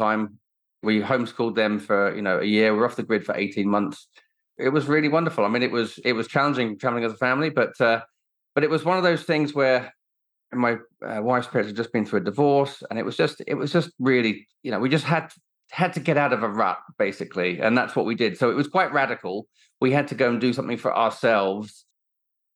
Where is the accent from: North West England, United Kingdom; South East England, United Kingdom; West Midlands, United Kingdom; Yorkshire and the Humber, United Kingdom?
South East England, United Kingdom; Sussex; also born or lived in Kenya; I grew up in Sussex. My parents both worked for the airlines. So from a very young age, I spent a lot of time in Kenya growing up